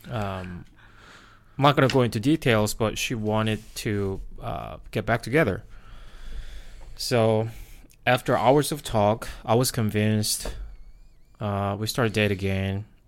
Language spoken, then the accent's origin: English; South Korea; English is a second language; moved away as an adult; now in United States; I was born and raised in Korea.